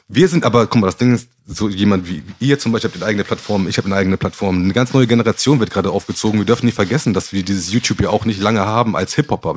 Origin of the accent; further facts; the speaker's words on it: Gambia; also born or lived in Hamburg; Ich komme nicht aus Ghana, ich komme aus Gambia